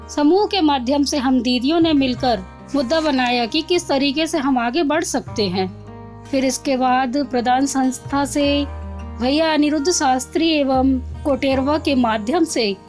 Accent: Maili village, Narayanganj tehsil, Mandla district, Madhya Pradesh, India; मैं ग्राम मैली तहसील नारायणगंज थाना टिकरिया जिला मंडला मध्य प्रदेश की मूल निवासी हूँ

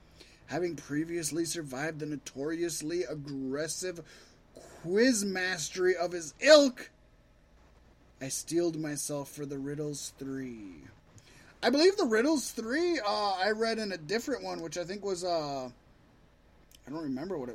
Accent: Virginia Beach, Virginia, United States; Richmond, Virginia is really close to my hometown of Virginia Beach

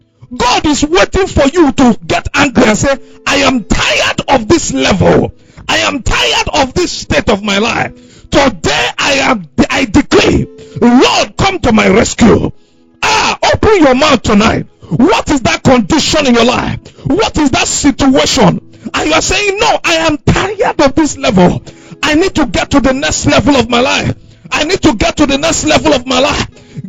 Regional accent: Owerri, Imo, Nigeria; because I came from Owerri. Where I came from, life was quiet.

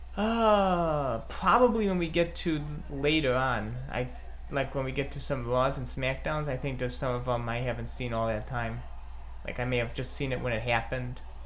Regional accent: Chicago, Illinois, United States; my hometown of Chicago, Illinois

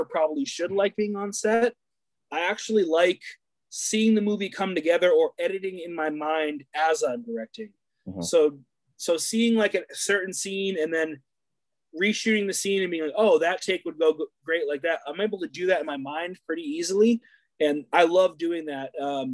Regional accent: New Hampshire, United States; growing up in New Hampshire

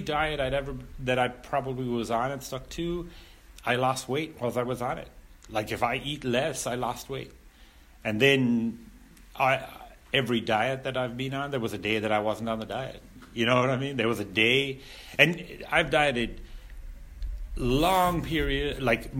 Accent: Ireland; I grew up in Ireland and I grew up in a rural, I grew up in a rural area

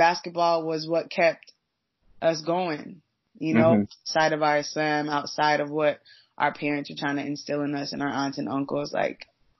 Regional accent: Massachusetts, United States; growing up in Massachusetts as a Muslim, really coming up in a black Muslim household, the community was very small

